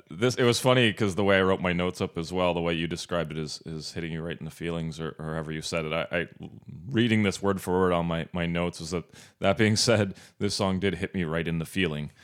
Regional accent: Northern Ontario, Canada; moved away; where I grew up in Northern Ontario.

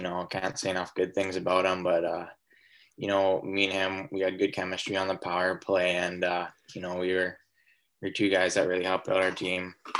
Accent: Kamloops, British Columbia, Canada; it was in Kamloops, my hometown.

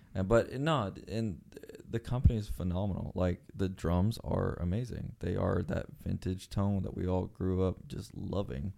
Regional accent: Mexico; moved away; I grew up in Mexico

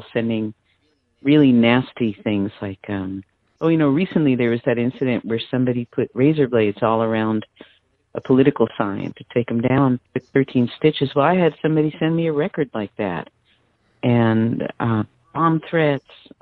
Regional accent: United States; also born or lived in New Jersey; I was New York, New Jersey

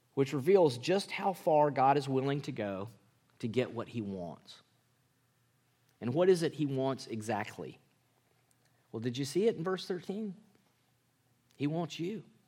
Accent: Mississippi, United States; moved away; I grew up in Mississippi

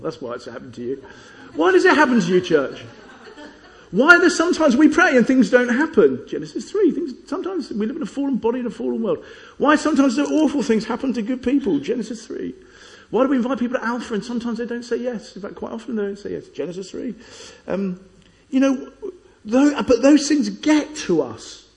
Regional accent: Chessington, London, United Kingdom; When I was a kid, I grew up in Chessington

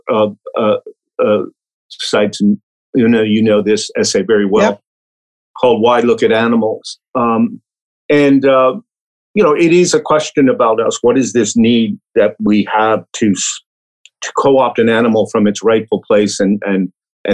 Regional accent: New York City, New York, United States; I grew up in Brooklyn, New York, and I got contact with animals through zoos

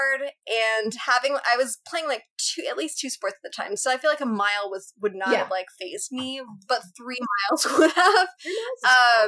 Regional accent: San Diego, California, United States; I'm from San Diego

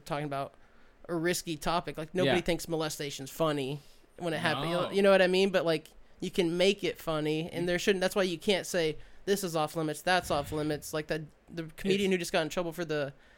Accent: Kansas, United States; moved away as an adult; I grew up in Kansas

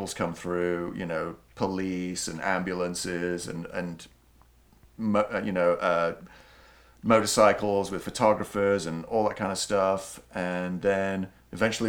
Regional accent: Yorkshire and the Humber, United Kingdom; moved away; my hometown

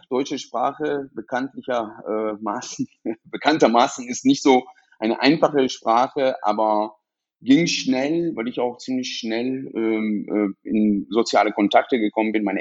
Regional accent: Iran; now in Essen, Germany; bin aus dem Iran äh, geflohen äh, nach der Nebelaktion und äh, bin tatsächlich nach Essen äh, direkt gekommen, weil mein Bruder äh, vorher hier in Essen gelebt hat

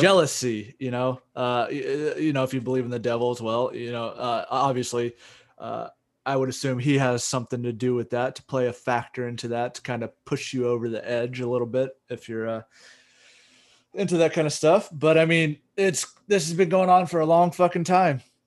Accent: United States; we're a bunch of mutts in America

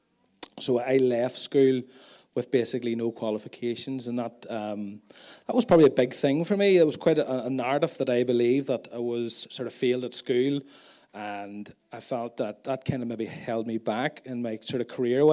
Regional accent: Tandragee, Northern Ireland, United Kingdom; I grew up out in Mullahhead, quite close to Stephen's family farm. I grew up on a dairy farm as well. And we live there now

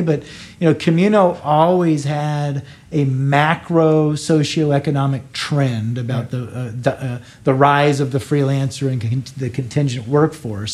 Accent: United States; now in Canada; I'm an American

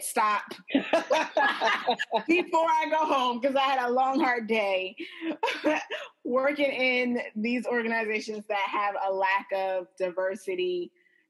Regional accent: Nigeria; I am Nigerian

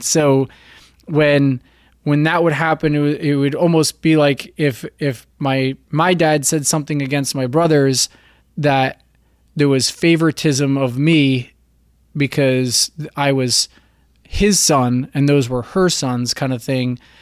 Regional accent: central New Jersey, United States; moved away as an adult; also born or lived in Virginia Beach; now in Florida, United States; I was born in New Jersey. I grew up in a beach town in central New Jersey

